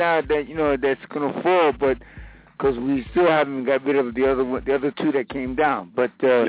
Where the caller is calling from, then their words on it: Queens, New York, United States; I'm calling from Queens.